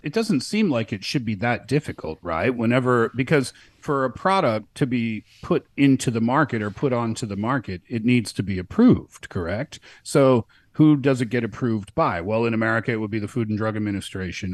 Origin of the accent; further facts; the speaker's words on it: Canada; now in China; I'm from Canada